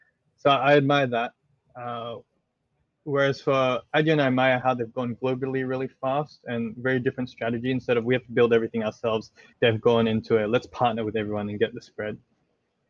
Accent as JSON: {"language": "English", "country": "Australia", "also_born_or_lived": "Indonesia", "said": "I'm Australian"}